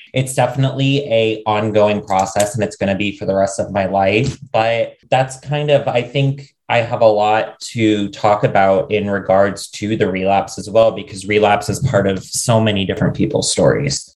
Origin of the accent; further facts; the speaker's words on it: Ohio, United States; moved away; also born or lived in New York City; I grew up in the middle of nowhere, Ohio